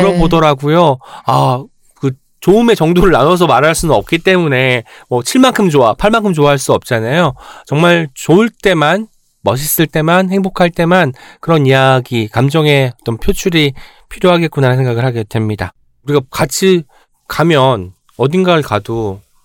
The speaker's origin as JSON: {"language": "Korean", "region": "Jeolla", "country": "South Korea", "tie": "born or raised there", "moved": "as an adult", "lives_now": "Seoul, South Korea", "said": "제가 이제 그 전라도에서 고등학교 때까지 살다가 이제 대학 올라오면 서울에 왔잖아요."}